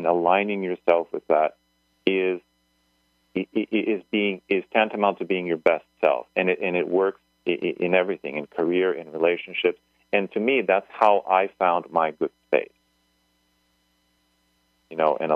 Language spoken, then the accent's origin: English; United States; I was born in the United States, for example. I'm American